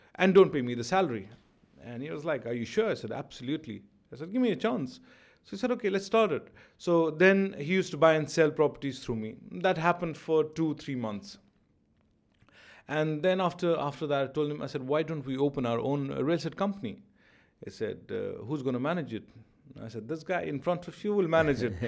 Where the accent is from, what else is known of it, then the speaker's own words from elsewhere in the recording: Jammu and Kashmir, India; also born or lived in Delhi; now in Dubai, United Arab Emirates; I come from Kashmir